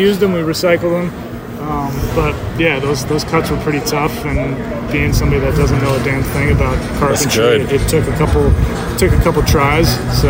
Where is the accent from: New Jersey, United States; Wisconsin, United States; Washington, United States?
New Jersey, United States; And where I grew up in New Jersey, there's an indoor facility almost in every town.